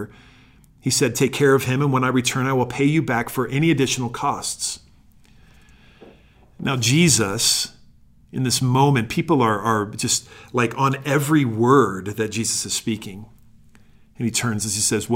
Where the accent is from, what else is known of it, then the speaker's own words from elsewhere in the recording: Sandy, Utah, United States; also born or lived in Phoenix, Arizona; I grew up here in Sandy, a suburb of Salt Lake City